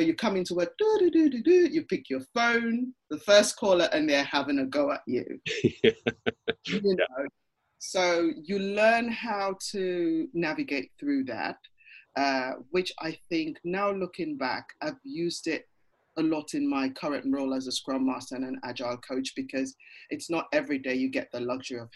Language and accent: English; Ghana; moved away; I'm part of a networking group for people of Ghanaian origin, because hey, I'm from Ghana and I'm part of that originally